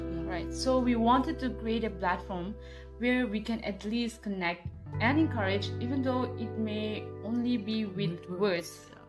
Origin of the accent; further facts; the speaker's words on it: Nagaland, India; I belong to Chang community, and I'm from Nagaland.